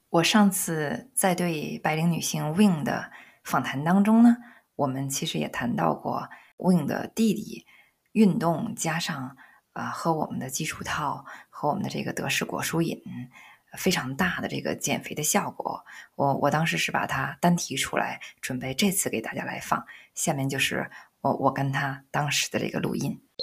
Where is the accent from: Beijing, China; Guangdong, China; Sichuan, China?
Beijing, China; accent: Beijing dialect; 我们北京话